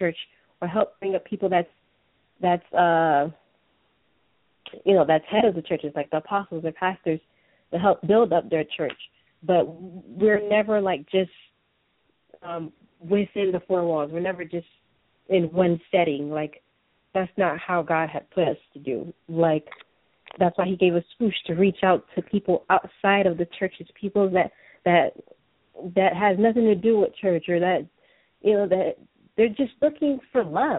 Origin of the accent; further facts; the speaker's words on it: Atlanta, Georgia, United States; moved away; We're originally from Atlanta